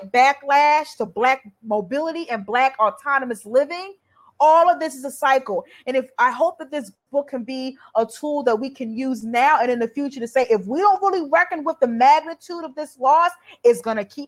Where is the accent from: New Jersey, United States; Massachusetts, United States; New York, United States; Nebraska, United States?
New Jersey, United States; I'm from New Jersey.